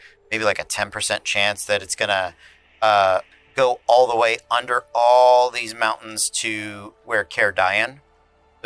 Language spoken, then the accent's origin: English; Florida, United States; we're from Florida